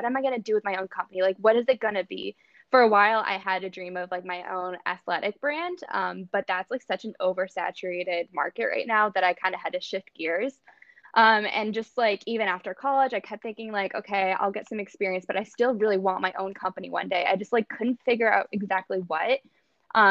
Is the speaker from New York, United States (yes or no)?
yes; Olean, New York, United States; moved away as an adult; now in North Carolina, United States; I'm actually from Olean, which is like a super small town like south of Buffalo